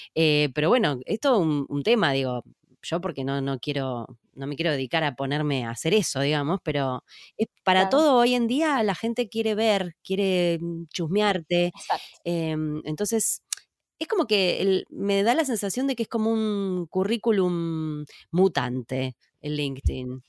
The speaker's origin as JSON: {"language": "Spanish", "region": "Córdoba", "country": "Argentina", "said": "Yo soy cordobesa"}